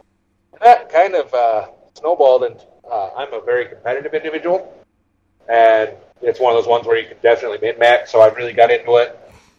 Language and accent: English; United States; I'm from Minnesota, South Dakota area